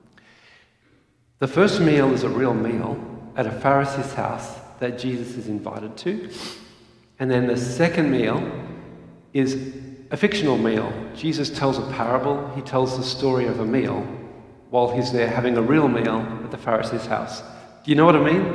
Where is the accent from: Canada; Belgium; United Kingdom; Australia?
Australia; moved away as an adult; I'm an Aussie